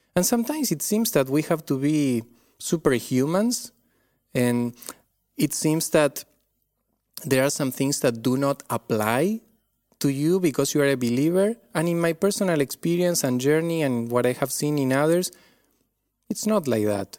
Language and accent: English; Argentina; accent: Argentine; moved away; I come from Argentina. This is where this accent is from.